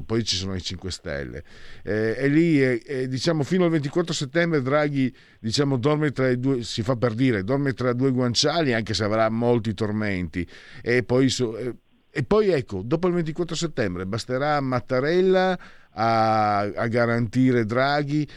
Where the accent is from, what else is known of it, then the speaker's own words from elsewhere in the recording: San Vito al Tagliamento, Friuli-Venezia Giulia, Italy; Io vengo da San Vito al Tagliamento, cioè nato e cresciuto 15.000 abitanti